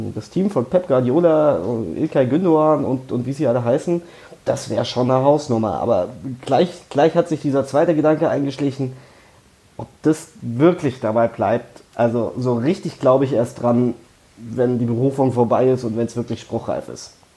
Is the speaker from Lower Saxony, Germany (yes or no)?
no; Frankfurt, Hesse, Germany; als Frankfurter